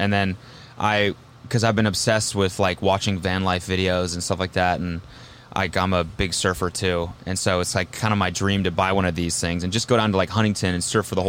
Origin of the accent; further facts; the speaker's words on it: Calgary, Alberta, Canada; I'm from Calgary, Canada.